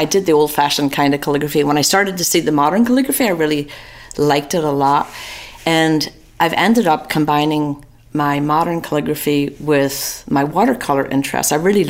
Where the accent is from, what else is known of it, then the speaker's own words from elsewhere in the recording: Newry, Northern Ireland, United Kingdom; now in Atlanta, United States; From Northern Ireland. I was born in a little town called Newry in County Down.